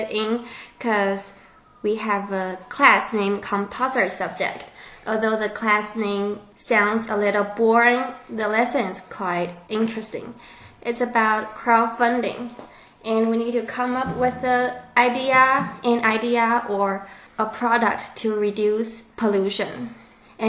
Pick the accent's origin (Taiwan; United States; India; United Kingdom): Taiwan; we are born and raised in Taiwan